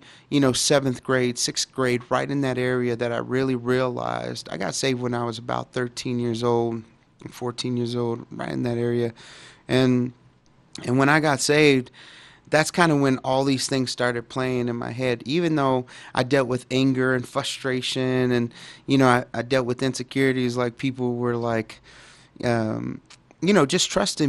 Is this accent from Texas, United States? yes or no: yes; Dallas, Texas, United States; I grew up in Dallas, Texas, and in a pretty, bad neighborhood at the time, and It was Oak Cliff